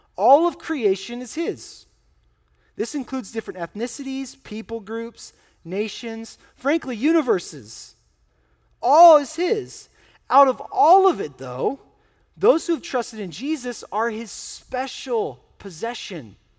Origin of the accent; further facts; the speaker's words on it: United States; I'm an American